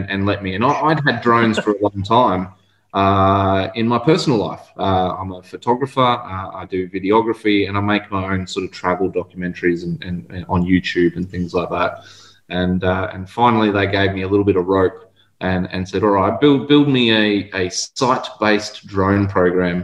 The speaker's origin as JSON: {"language": "English", "area": "Pilbara", "region": "Western Australia", "country": "Australia", "tie": "born or raised there", "said": "I'm born and bred in the Pilbara"}